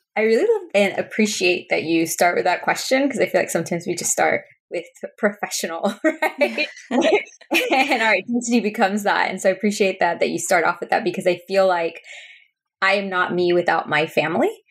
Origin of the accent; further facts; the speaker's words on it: Spring, Texas, United States; first language Spanish; English is a second language; grew up in Texas we were one of the first immigrant families to move into this neighborhood in Spring, Texas.